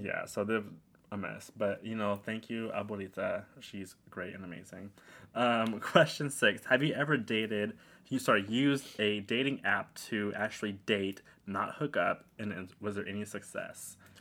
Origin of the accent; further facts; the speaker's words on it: New York City, New York, United States; I was in Queens